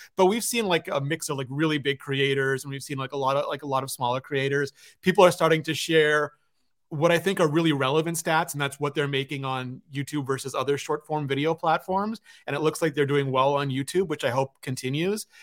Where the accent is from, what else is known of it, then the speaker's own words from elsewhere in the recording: Canada; I'm Canadian